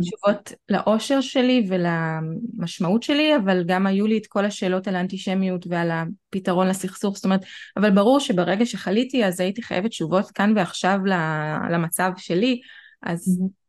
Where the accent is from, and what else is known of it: Israel